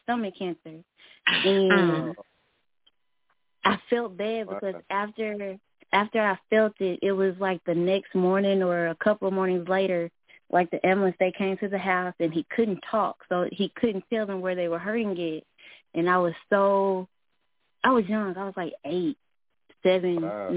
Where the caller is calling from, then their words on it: Little Rock, Arkansas, United States; I'm calling from Little Rock, Arkansas